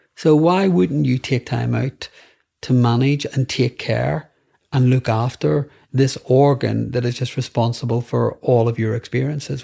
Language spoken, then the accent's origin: English; Northern Ireland, United Kingdom; growing up in Northern Ireland.